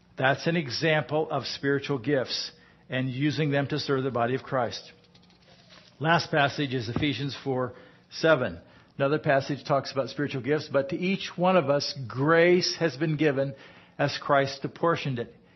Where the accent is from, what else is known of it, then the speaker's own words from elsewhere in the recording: United States; I'm American